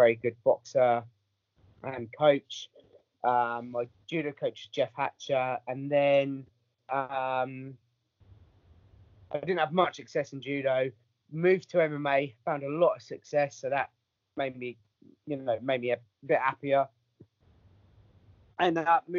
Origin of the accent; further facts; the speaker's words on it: Southampton, South East England, United Kingdom; now in Bournemouth, United Kingdom; that was in Southampton, and that was my hometown